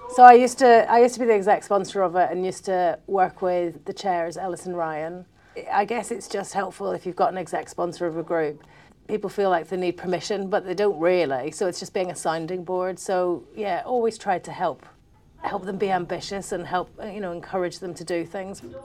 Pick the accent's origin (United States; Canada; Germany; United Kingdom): United Kingdom; Belfast, Northern Ireland; growing up in Belfast